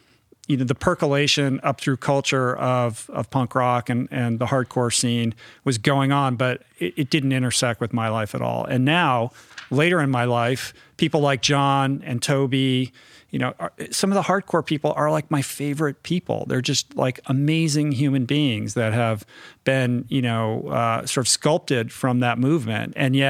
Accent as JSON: {"language": "English", "town": "Washington", "region": "District of Columbia", "country": "United States", "tie": "born or raised there", "said": "But I grew up in Washington, D.C., but I grew up kind of in an inside the beltway."}